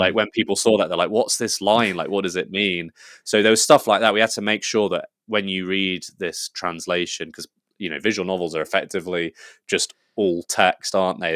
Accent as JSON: {"language": "English", "region": "England", "country": "United Kingdom", "said": "I'm English"}